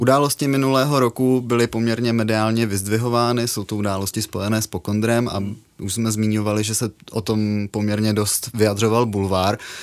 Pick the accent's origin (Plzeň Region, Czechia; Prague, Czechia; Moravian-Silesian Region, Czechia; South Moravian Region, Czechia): Moravian-Silesian Region, Czechia; Kopřivnice; Já pocházím z Kopřivnice